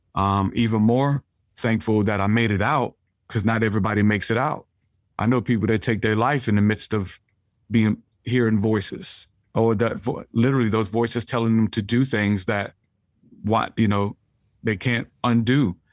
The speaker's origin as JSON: {"language": "English", "town": "New Orleans", "region": "Louisiana", "country": "United States", "tie": "born or raised there", "said": "I grew up in New Orleans"}